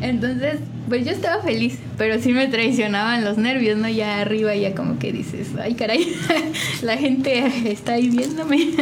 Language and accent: Spanish; San Juan del Río, Querétaro, Mexico; De aquí, de San Juan del Río